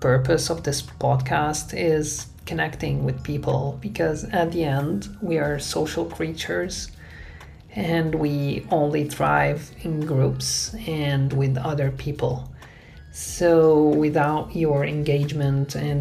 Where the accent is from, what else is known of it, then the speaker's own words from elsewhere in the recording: Aleppo, Aleppo Governorate, Syria; moved away as an adult; I was born and raised in Syria. I spent there my whole childhood, teenage years, and early adulthood.